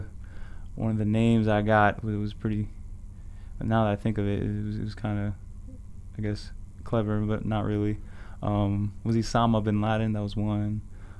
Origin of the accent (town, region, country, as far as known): Clifton, New Jersey, United States; born or raised there; also born or lived in Brooklyn, New York / Paterson, New Jersey